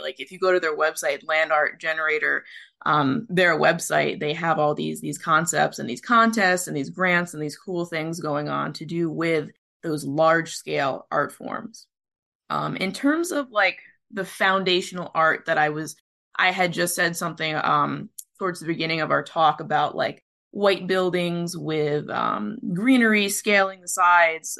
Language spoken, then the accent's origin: English; Philippines; as a Filipino myself